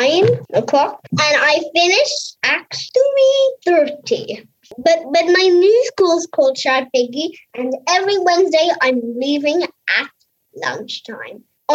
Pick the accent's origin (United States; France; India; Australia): France; Paris, Île-de-France; I'm … and I'm from France. My mummy is from Westford and my daddy is from Port. But we've been living in Paris since I was born.